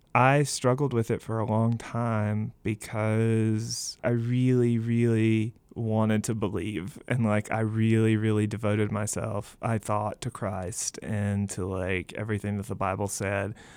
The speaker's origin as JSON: {"language": "English", "region": "Mississippi", "country": "United States", "moved": "yes", "lives_now": "Ohio, United States", "said": "I'm originally from Mississippi."}